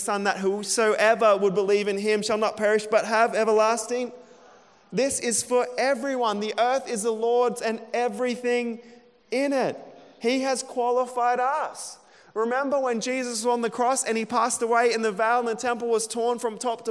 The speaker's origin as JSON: {"language": "English", "town": "Emerald", "region": "Queensland", "country": "Australia", "tie": "born or raised there", "moved": "yes", "said": "When I was a kid growing up in Emerald"}